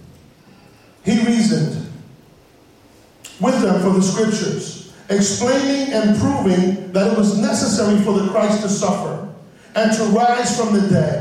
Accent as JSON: {"language": "English", "town": "New York City", "region": "New York", "country": "United States", "said": "I'm from the South Bronx, and in my context, the church goes back to the preacher."}